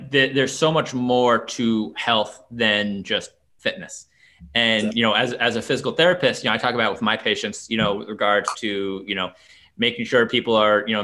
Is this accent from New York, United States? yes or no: yes; New York, United States; now in Washington, D.C., United States; I'm from New York originally